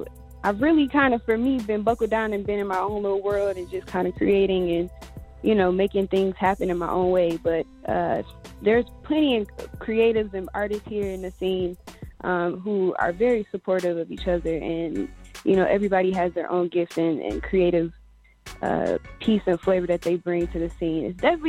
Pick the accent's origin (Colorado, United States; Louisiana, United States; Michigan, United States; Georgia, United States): Michigan, United States; Detroit; also born or lived in Cleveland, United States; now in Phoenix, United States; I am a singer, songwriter, all-around creative. I am originally from Detroit area, moved to Cleveland, and then from Cleveland to Phoenix, where I now reside.